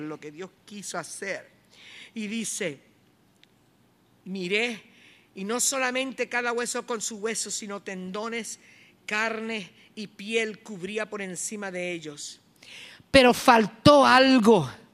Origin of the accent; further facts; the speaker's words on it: Morovis, Puerto Rico; mi pueblo Morovis